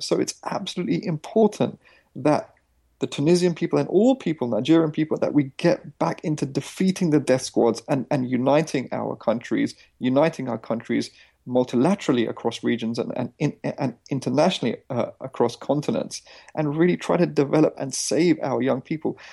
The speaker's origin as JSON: {"language": "English", "country": "India", "said": "I come from Indian villages"}